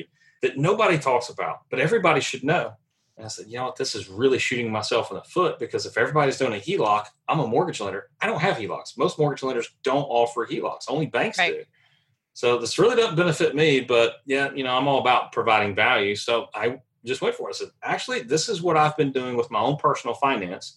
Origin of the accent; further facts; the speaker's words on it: Nashville, Tennessee, United States; moved away as an adult; also born or lived in Charlotte, North Carolina; move back home because I'm originally from Nashville